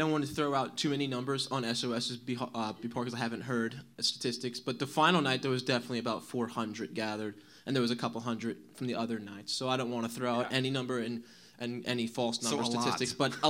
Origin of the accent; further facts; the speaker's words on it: New Jersey, United States; moved away; I'm from New Jersey.